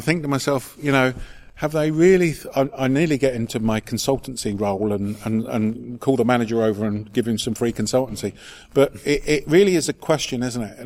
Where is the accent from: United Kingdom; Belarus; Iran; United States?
United Kingdom; England; maybe it's just being English